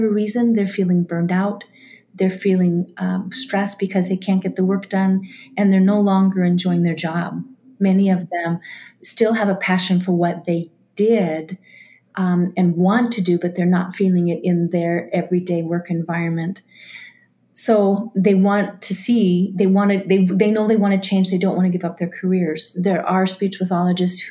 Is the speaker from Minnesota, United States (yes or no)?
yes; Minnesota, United States; I'm from Minnesota.